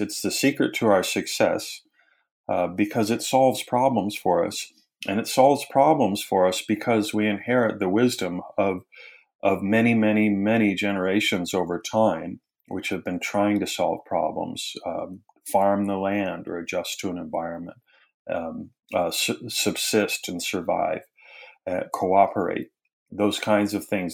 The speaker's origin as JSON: {"language": "English", "region": "Wisconsin", "country": "United States", "also_born_or_lived": "England / London / Durham / Bristol", "moved": "yes", "lives_now": "Knoxville, United States", "said": "I'm originally from Wisconsin"}